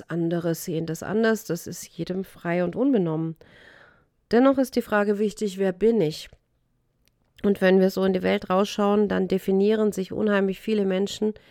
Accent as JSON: {"language": "German", "region": "Baden-Württemberg", "country": "Germany", "tie": "born or raised there", "said": "Ich bin in Württemberg aufgewachsen und da heißt Schaffe, Schaffe, Häuslebauer."}